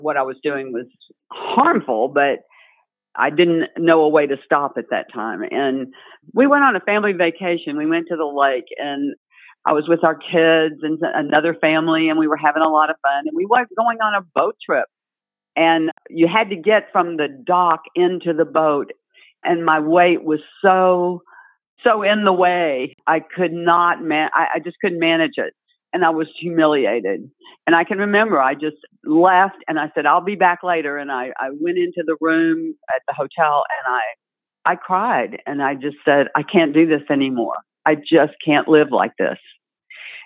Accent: South Louisiana, United States; I was raised in South Louisiana

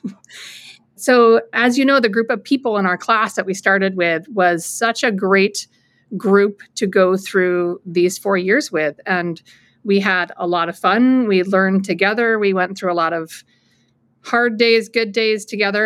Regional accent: Anchorage, Alaska, United States; moved away as an adult; also born or lived in New Hampshire; now in central New York, United States; I was born and raised in Anchorage, Alaska

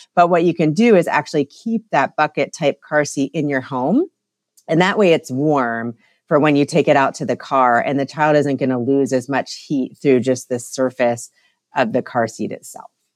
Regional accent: Ohio, United States; moved away as an adult; also born or lived in Denver, Colorado; now in North Carolina, United States; I grew up in Ohio, but actually lived the last nine years in Colorado and Denver

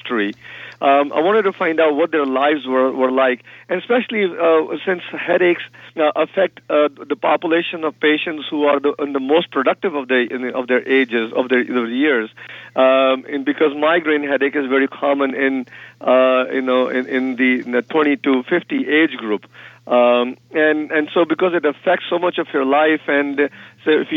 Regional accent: India; moved away; being from India, and I grew up in India

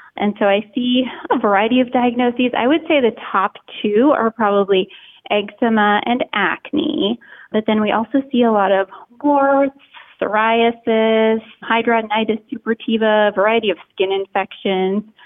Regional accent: Minnesota, United States; moved away as an adult; also born or lived in Boston, Massachusetts; I grew up in Minnesota and kind of lived there as a child, went to college there

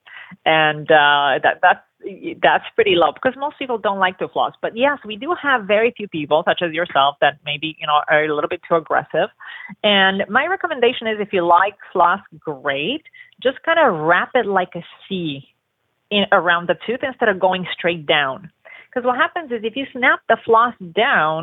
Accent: Romania; now in Los Angeles, United States; I grew up in Romania

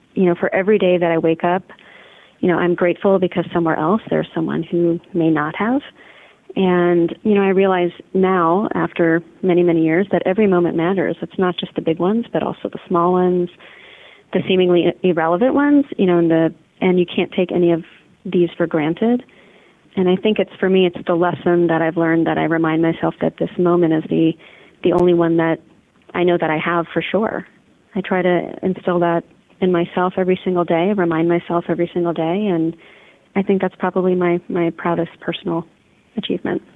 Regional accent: Washington, District of Columbia, United States; now in St. Louis, United States; Being from DC, I think I have a little bit of PTSD from literally the traffic

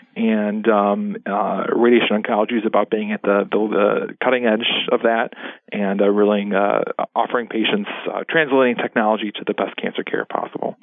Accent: La Grange, Illinois, United States; I'm originally from the uh, Chicago area. I grew up in the western suburbs

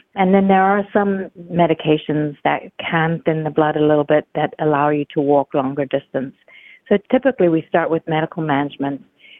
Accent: Zimbabwe; also born or lived in United States; I was born and raised outside of America, and albeit I was born to American parents, and I have lived all over the world, all the continents but Antarctica. I developed an interest in medicine as a child growing up on a farm in Zimbabwe.

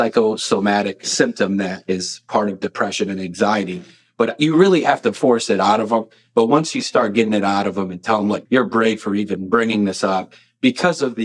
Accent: Lockport, Illinois, United States; also born or lived in Carbondale, Illinois / Arkansas; I'm from Lockport, Illinois, not too far from here

